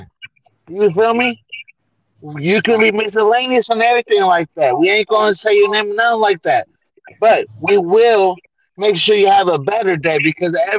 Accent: Oakland, California, United States; moved away as an adult; now in Canada; I'm from East Oakland. Don't get me wrong. And I'm straight East Oakland, 100% straight Bay Area

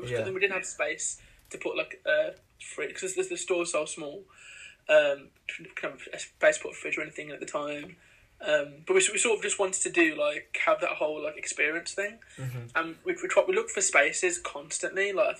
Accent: India; cause obviously we're from India. {S2} Yeah. {S1} Like, our families are

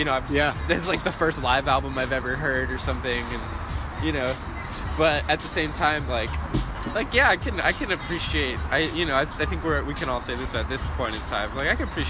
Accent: Houston, Texas, United States; moved away as an adult; Yes, I am from Houston.

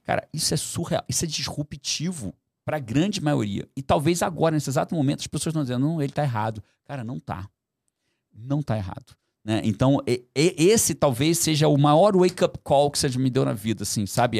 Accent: Brazil; Nasci no Brasil, vou continuar fazendo em português

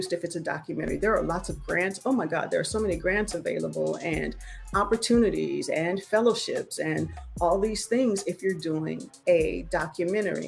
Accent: Southern California, United States; now in Houston, United States; I am from Southern California and live in Houston

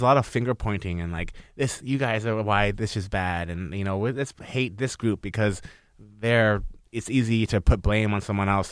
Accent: North Vancouver, British Columbia, Canada; I'm from North

